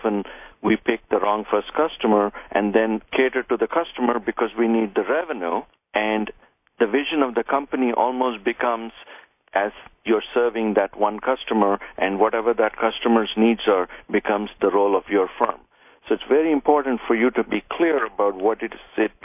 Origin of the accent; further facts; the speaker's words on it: India; moved away; I came from India where we didn't have a whole lot